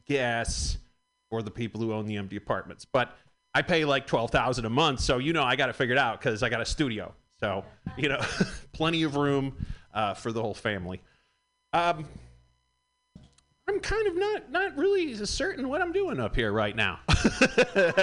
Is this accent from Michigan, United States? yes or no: yes; Michigan, United States; moved away; I am from Michigan